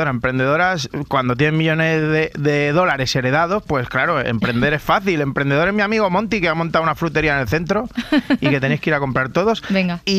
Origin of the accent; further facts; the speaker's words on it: Rubí, Catalonia, Spain; que yo soy de Rubí.